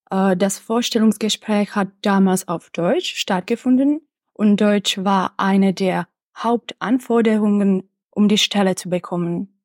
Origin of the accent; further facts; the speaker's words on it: České Budějovice, South Bohemian Region, Czechia; also born or lived in Prague; Zuerst habe ich an der Philosophischen Fakultät in meiner Heimatstadt Budweis das Bachelorstudium absolviert und dann habe ich das Masterstudium an der Pädagogischen Fakultät der Karls-Universität in Prag abgeschlossen.